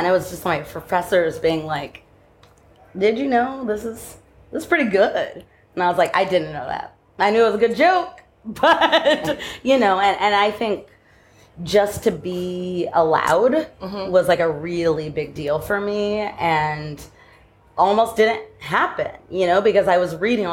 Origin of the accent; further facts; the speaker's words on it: Southern California, United States; moved away as an adult; also born or lived in New York / Brooklyn; now in Los Angeles, United States; I grew up in California